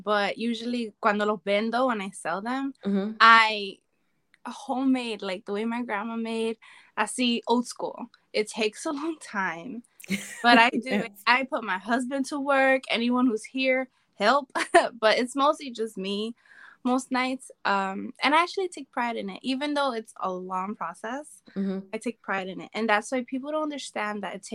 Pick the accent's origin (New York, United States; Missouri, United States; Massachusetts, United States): New York, United States; New York City; I'm from Bronx, New York.